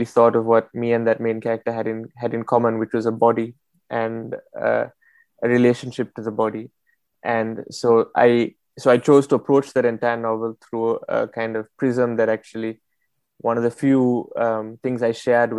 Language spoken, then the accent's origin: English; Colombo, Western Province, Sri Lanka; now in Paris, France; I grew up in Colombo, in the south, the capital of the country